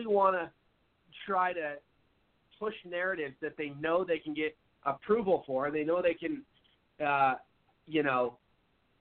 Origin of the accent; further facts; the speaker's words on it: Seattle, Washington, United States; moved away as an adult; now in Phoenix, United States; I live in Phoenix, Arizona now, but I'm originally from Seattle, moved down to Arizona about 7 years ago, but I don't even recognize my home city of Seattle anymore